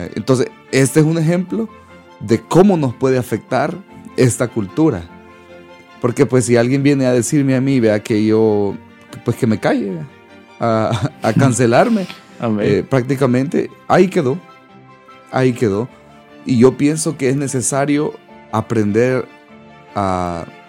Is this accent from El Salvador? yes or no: yes; El Salvador; moved away; los salvadoreños, los que somos salvadoreños, no sé si han escuchado que nos dicen guanacos